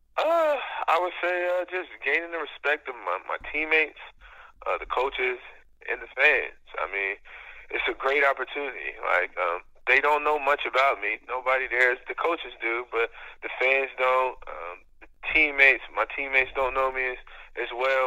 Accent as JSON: {"language": "English", "town": "Dover", "region": "Delaware", "country": "United States", "tie": "born or raised there", "said": "I was from Dover, Delaware"}